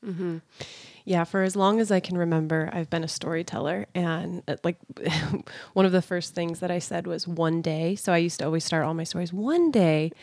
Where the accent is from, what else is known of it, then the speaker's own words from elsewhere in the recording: Sandy, Utah, United States; also born or lived in California; growing up in Sandy and Draper in Utah